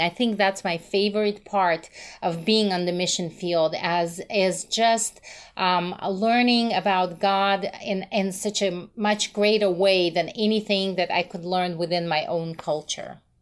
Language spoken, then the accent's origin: English; Russia; moved away; also born or lived in Moscow, Russia; I'm originally from Russia